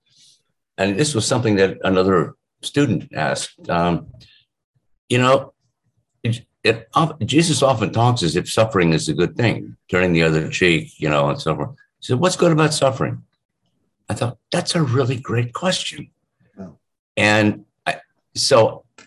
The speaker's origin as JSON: {"language": "English", "town": "Shaker Heights", "region": "Ohio", "country": "United States", "tie": "born or raised there", "said": "I grew up in outside Cleveland, Ohio, suburb on the east side called Shaker Heights"}